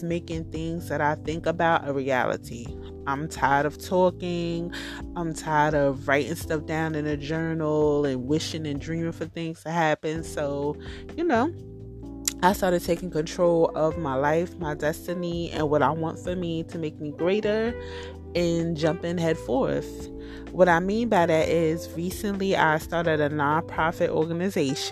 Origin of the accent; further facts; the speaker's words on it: New Jersey, United States; I'm from New Jersey and I live in the Hudson County area